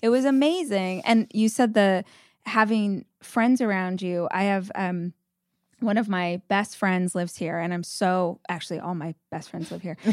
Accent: Southern California, United States; moved away as an adult; now in Austin, United States; I grew up in Southern California, we moved to Austin five years ago

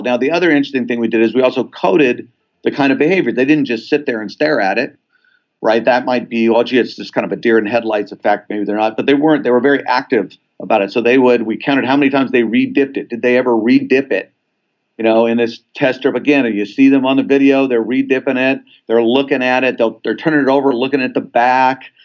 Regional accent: Southern California, United States; I grew up in Southern California

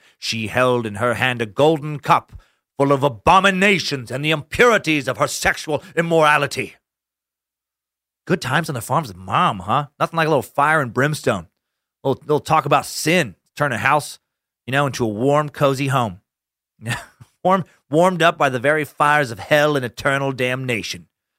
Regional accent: Idaho, United States; It reminds me of some homeschool kids that I grew up with around Idaho.

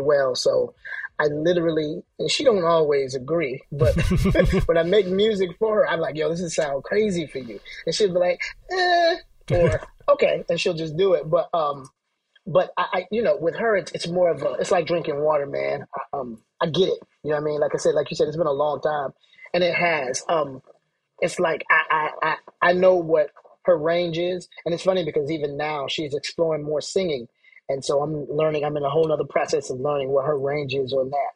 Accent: Atlanta, Georgia, United States; also born or lived in Brooklyn / Philadelphia; I'm from Atlanta, but I was living in Brooklyn

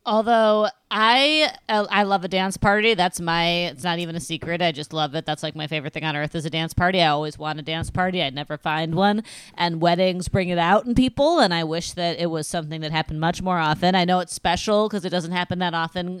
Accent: Midwest, United States; as a Midwesterner

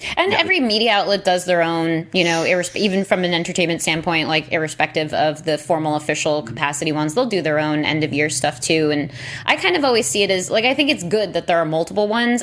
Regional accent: New York, United States; I'm born and raised in New York

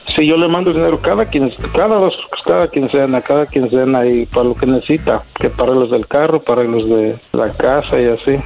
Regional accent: Mexico; yo soy de San Luis.

